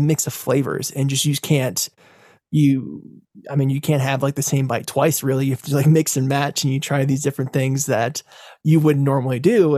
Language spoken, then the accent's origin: English; United States; as an American